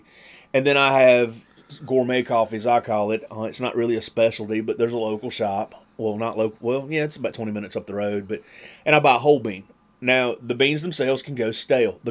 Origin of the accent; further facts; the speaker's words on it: the South, United States; I'm from the South, grew up in the South